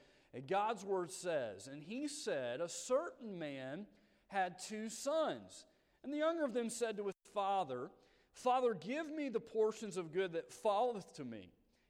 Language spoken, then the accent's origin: English; Birmingham, Alabama, United States; We are from Birmingham, Alabama.